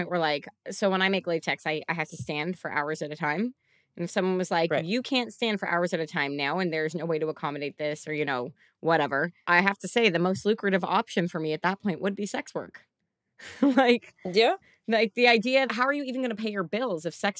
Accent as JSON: {"language": "English", "country": "Canada", "said": "we're Canadian"}